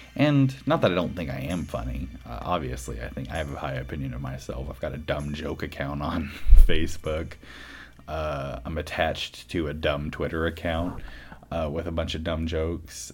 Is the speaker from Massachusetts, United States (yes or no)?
yes; Boston, Massachusetts, United States; I'm from Boston.